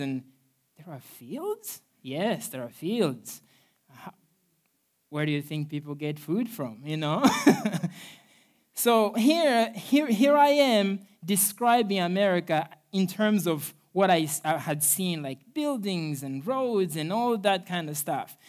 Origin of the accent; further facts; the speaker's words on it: Mozambique; moved away; I'm originally from Mozambique, Africa